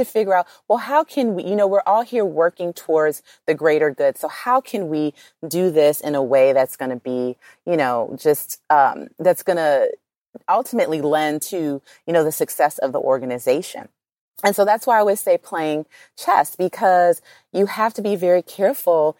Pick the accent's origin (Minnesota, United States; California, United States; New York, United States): California, United States; Los Angeles; I come from South Central